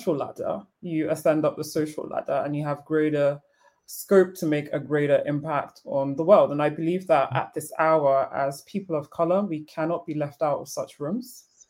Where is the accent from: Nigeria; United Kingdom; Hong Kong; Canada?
Nigeria; Lagos; I am Nigerian of origin. I grew up in Lagos, Nigeria, which unfortunately is a poverty capital of the world.